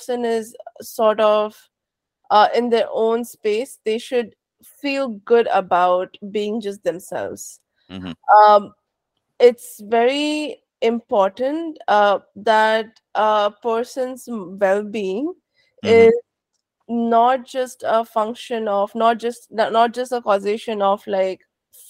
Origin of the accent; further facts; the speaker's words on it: India; now in San Francisco Bay Area, United States; I am an immigrant. I was born and raised in India.